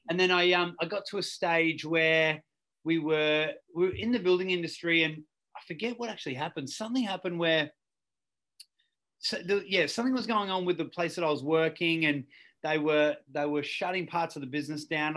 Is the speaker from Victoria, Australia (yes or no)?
yes; Ballarat, Victoria, Australia; growing up in Ballarat was uh, look, it's a great town.